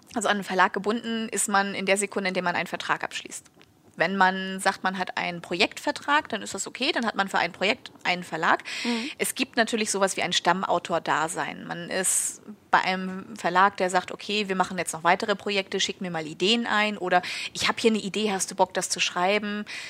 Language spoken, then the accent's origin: German; Schleswig-Holstein, Germany; ich komme aus Schleswig-Holstein